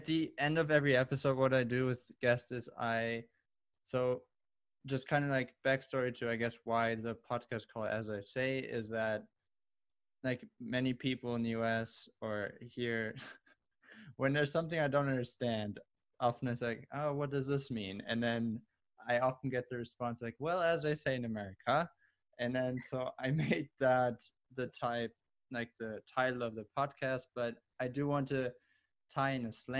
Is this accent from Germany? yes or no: yes; Germany; English is a second language; now in Buffalo, United States; when I moved from Germany to the US, Buffalo was not something I was like, okay.